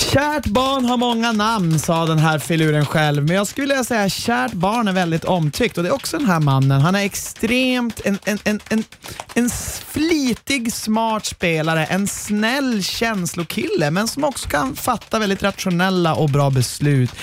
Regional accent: Norrland, Sweden; jag är från Norrland

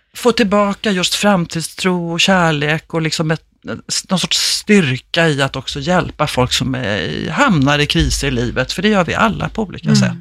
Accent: Stockholm, Stockholm County, Sweden; Jag upplever som stockholmare otroligt liksom, stor skillnad om jag är hemma i Enskede eller i city

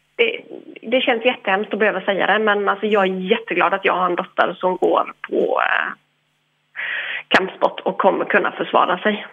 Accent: Ireland; now in Sweden; jag är irländsk

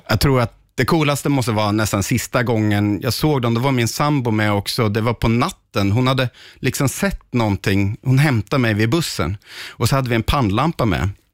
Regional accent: Östergötland, Sweden; jag växte upp i Östergötland

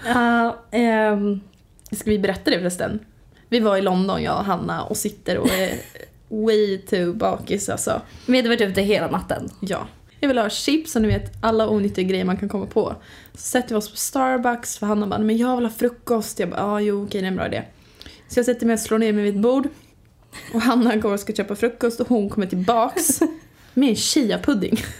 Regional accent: Östergötland, Sweden; accent: Östgöta dialect; Ja du har väldigt mycket dialekt. Ja. Öst, vad säger man? Öst, öst, öst, östgötska. Östgötska säger man väl?

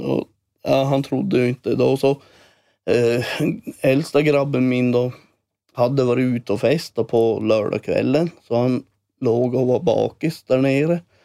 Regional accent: Sweden; now in Älvsbyn, Sweden; jag bor i Älvsby nu och är, jag passerar min hemby där jag är född

